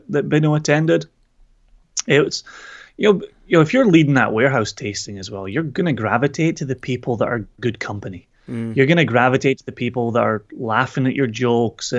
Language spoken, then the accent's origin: English; Scotland, United Kingdom; I'm Scottish